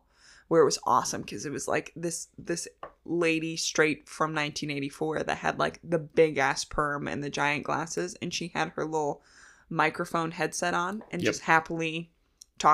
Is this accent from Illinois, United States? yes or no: yes; Chicago, Illinois, United States; And sports for us. Because I grew up in Chicago.